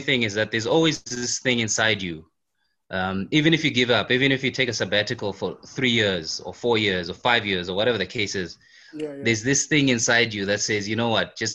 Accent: South Africa; I'm in South Africa and I grew up in South Africa.

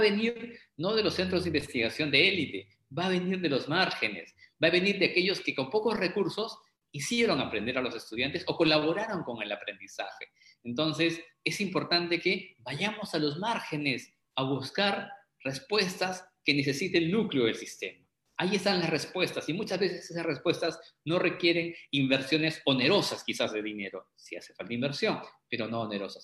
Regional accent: Arequipa, Peru; está mi tierra Arequipa, saludos a mi tierra Arequipa

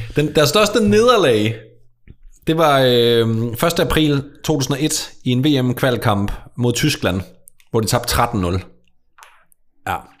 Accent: Sønderborg, Southern Denmark, Denmark; Sønderborg, hvor jeg kommer fra

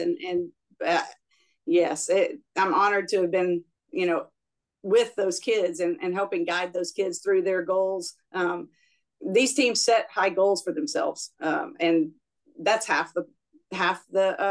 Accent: Louisiana, United States; now in Texas, United States; I'm from Louisiana originally.

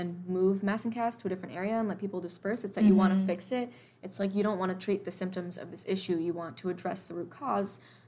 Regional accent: Austin, Texas, United States; now in Boston, United States; I'm from Austin, Texas

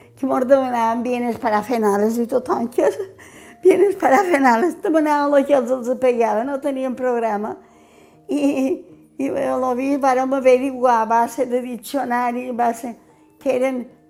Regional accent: Pollença, Balearic Islands, Spain; Tota la vida he viscut a Calvari perquè vaig néixer a l'Ajuntament

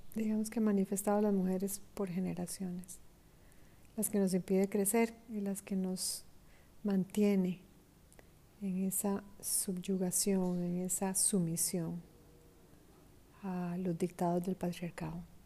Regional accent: Costa Rica; moved away; en mi país, Costa Rica

